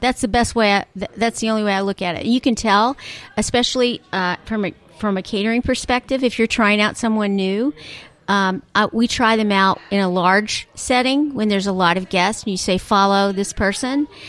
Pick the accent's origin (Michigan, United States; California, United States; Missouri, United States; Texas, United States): Texas, United States; Dallas; I'm from Dallas